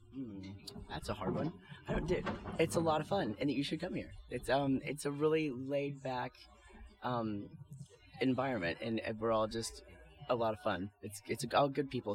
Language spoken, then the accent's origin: English; Louisiana, United States; moved away; I'm from Louisiana